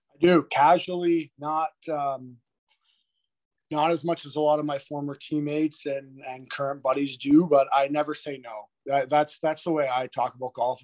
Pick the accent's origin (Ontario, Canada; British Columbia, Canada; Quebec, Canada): Ontario, Canada; Toronto; I grew up in Toronto, like I watched a lot of Canadian teams